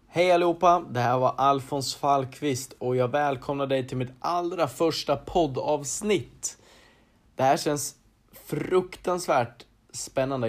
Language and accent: Swedish; Arboga, Västmanland, Sweden; född och uppvuxen i Arboga där jag även idag bor